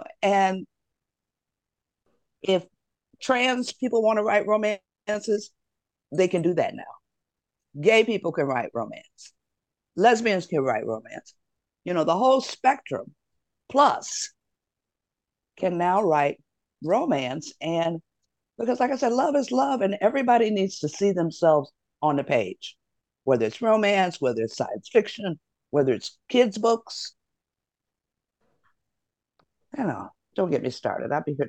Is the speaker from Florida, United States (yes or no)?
no; Detroit, Michigan, United States; Most of them are set in my hometown of Detroit.